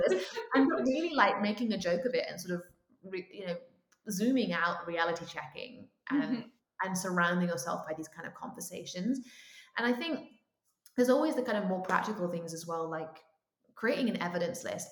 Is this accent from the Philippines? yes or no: no; United Kingdom; as a British person